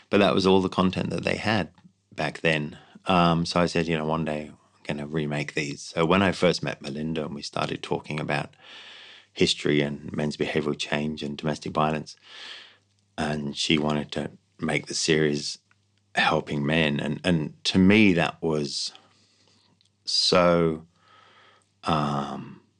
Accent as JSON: {"language": "English", "country": "Ireland", "said": "You know, they're like, well, they're Australians. You know, we're we're, we're Irish. We're not like that."}